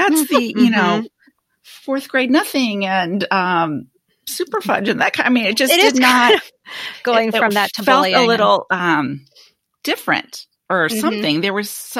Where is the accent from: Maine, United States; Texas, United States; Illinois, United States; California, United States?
Texas, United States; Houston; moved away; also born or lived in New Jersey; I was in Houston, Texas.